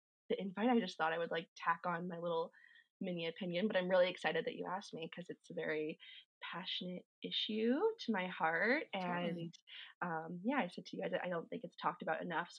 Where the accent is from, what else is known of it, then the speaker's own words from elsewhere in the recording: Calgary, Alberta, Canada; I was born and raised in Calgary. I've never lived anywhere else